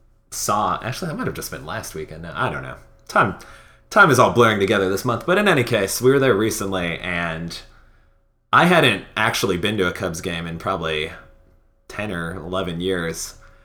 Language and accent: English; Chicago, Illinois, United States; where I grew up in Chicago